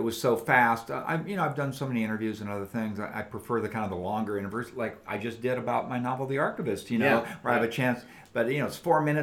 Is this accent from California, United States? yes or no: yes; San Diego, California, United States; also born or lived in Los Angeles; I grew up in San Diego